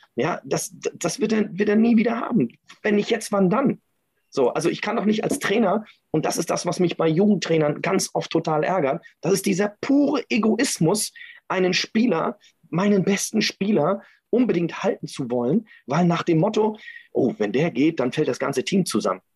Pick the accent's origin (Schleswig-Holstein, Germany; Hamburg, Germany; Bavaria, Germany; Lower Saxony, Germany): Schleswig-Holstein, Germany; Kiel; ich komme ja aus Kiel